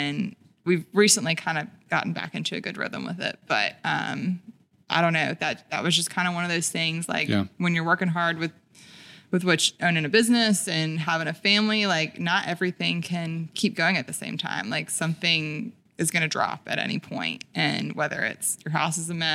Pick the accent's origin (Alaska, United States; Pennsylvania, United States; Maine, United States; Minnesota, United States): Pennsylvania, United States; Philadelphia; now in Birmingham, United States; growing up in Philadelphia.